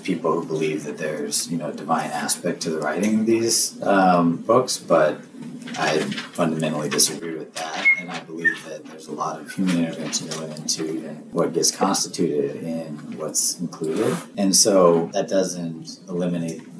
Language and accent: English; El Paso, Texas, United States; I grew up in El Paso. Like, I have a very different experience. Growing up on the border is, like, a different environment